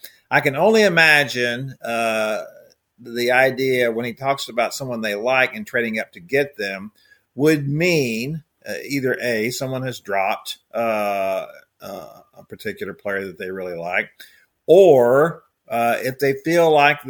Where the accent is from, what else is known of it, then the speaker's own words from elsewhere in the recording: Houston, Texas, United States; The problem was growing up in Houston that the teams there always made really awful trades.